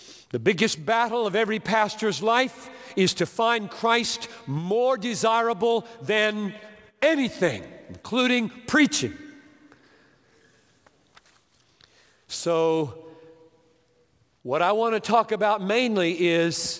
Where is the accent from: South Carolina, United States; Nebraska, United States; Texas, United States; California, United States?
South Carolina, United States; Greenville; White Oak Baptist Church, my home church, Greenville, South Carolina